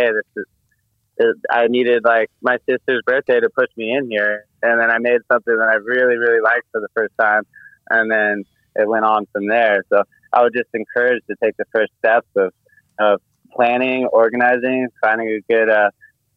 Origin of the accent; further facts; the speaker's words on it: Marin County, California, United States; I'm a white boy growing up in Marin County